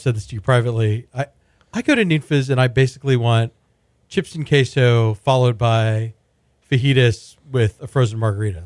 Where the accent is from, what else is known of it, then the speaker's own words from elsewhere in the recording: Houston, Texas, United States; when I was growing up in Houston in the eighties and nineties